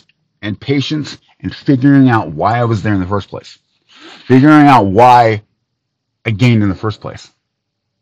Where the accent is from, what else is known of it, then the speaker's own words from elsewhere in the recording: United States; as an American